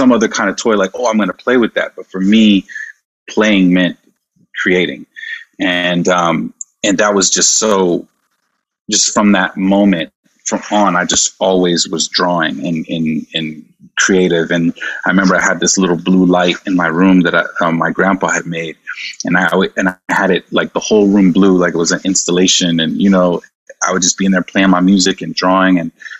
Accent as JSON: {"language": "English", "region": "South Carolina", "country": "United States", "tie": "born or raised there", "said": "And even growing up in South Carolina, you know, I didn't look like a lot of the kids that I was around."}